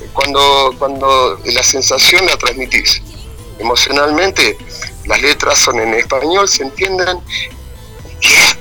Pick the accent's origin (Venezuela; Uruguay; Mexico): Uruguay; also born or lived in Montevideo; now in Durazno, Uruguay; somos uruguayos